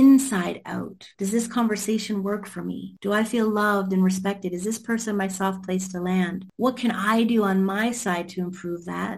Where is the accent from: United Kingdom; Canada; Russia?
Canada; because I'm from Canada.